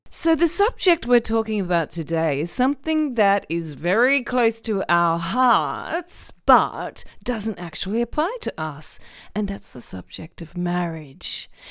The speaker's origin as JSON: {"language": "English", "country": "Australia", "tie": "born or raised there", "said": "as someone who was raised predominantly in Australia"}